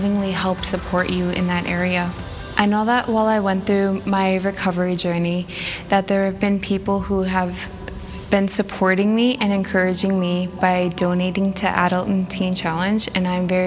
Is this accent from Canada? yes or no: yes; Winnipeg, Manitoba, Canada; I was born and raised in Winnipeg, Manitoba